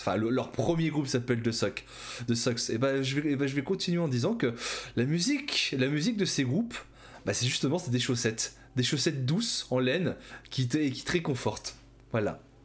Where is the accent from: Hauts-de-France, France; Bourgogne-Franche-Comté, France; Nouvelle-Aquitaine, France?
Hauts-de-France, France; Ch'ti; je suis ch'ti